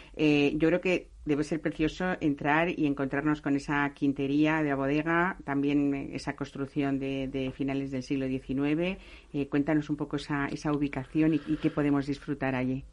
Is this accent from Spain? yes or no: yes; Castilla-La Mancha, Spain; Yo que soy medio castellano manchega